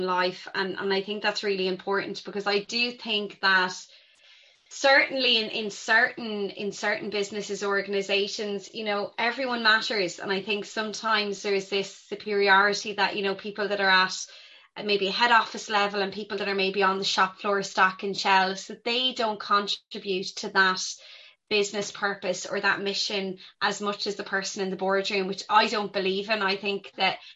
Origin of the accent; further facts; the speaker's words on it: Ireland; I'm an Irish person, so Irish people are famous for storytelling.